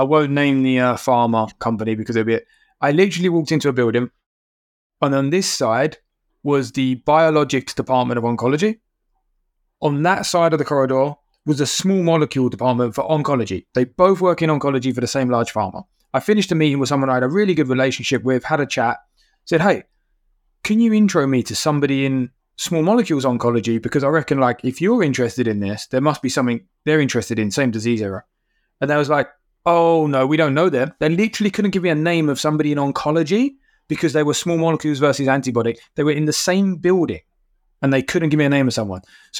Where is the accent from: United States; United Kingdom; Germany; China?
United Kingdom; Being a British guy, you go into small companies around here, then you go global.